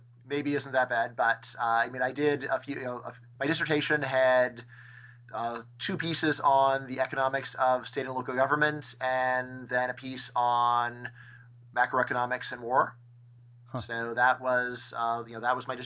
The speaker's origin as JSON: {"language": "English", "town": "Northridge", "region": "California", "country": "United States", "said": "I am from Northridge, California, which is in the San Fernando Valley, 30 minutes north of Los Angeles"}